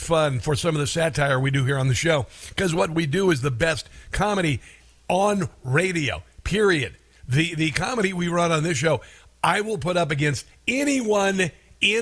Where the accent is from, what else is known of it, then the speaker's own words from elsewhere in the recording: Iowa, United States; growing up there. About growing up in Iowa